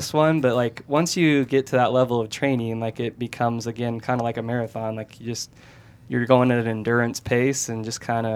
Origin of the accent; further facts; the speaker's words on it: Washington State, and Idaho, Pacific Northwest, United States; moved away as an adult; also born or lived in Sacramento, California; I was born and raised in the Pacific Northwest, Washington State, and Idaho